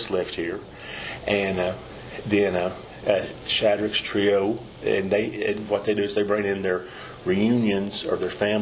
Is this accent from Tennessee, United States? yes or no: yes; Pigeon Forge, Tennessee, United States; also born or lived in Gatlinburg, Tennessee; my family moved out of Gatlinburg, we moved from Gatlinburg to Pigeon Forge in 69